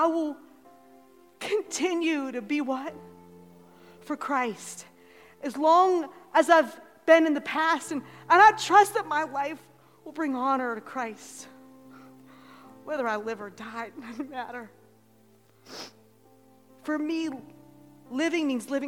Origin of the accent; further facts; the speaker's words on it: Ohio, United States; moved away; we're from Ohio